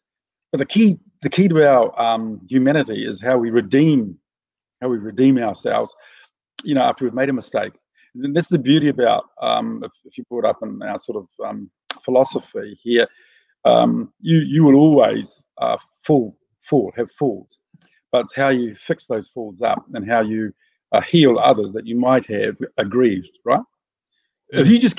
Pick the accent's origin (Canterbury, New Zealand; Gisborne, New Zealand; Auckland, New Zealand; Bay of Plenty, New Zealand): Gisborne, New Zealand; So when my kids were growing up, even though I'm from Ngāti Porou, and we that's the greatest tribe in New Zealand, of course.